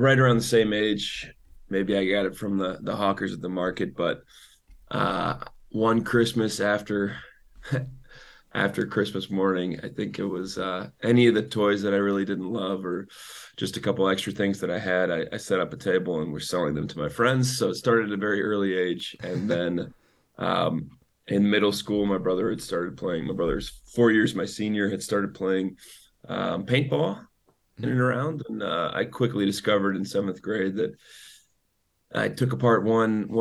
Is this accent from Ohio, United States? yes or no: yes; Shaker Heights, Ohio, United States; Grew up on the east side of Cleveland here in Shaker Heights, Ohio